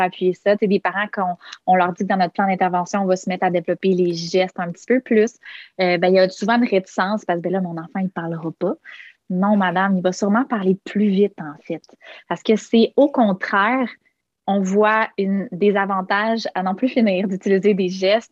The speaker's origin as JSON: {"language": "French", "town": "Quebec City", "region": "Quebec", "country": "Canada", "tie": "born or raised there", "moved": "as an adult", "lives_now": "Montreal, Canada", "said": "je suis originaire de Québec. Euh, euh, installée à Montréal maintenant, probablement pour de bon."}